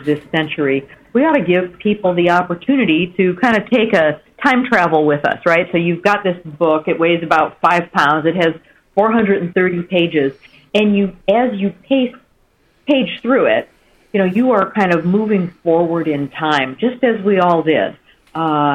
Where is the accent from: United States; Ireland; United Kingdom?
United States; Michigan; my home state of Michigan.